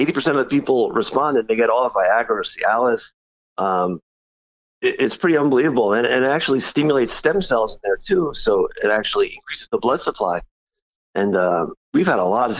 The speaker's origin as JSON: {"language": "English", "town": "Dix Hills", "region": "New York", "country": "United States", "tie": "born or raised there", "also_born_or_lived": "Brooklyn, New York / Penn State, Pennsylvania / Stony Brook, New York", "said": "I was born and raised in Brooklyn. And we moved out to Long Island, probably around 5-6 years old. And then, I grew up in Dix Hills"}